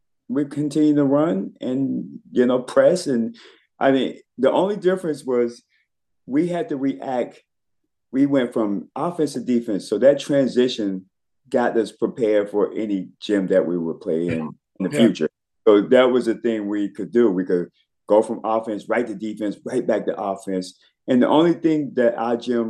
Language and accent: English; Bridgehampton, New York, United States; also born or lived in Elizabeth City, North Carolina; we moved up here when I was 9 years old. I was going into fourth grade at the time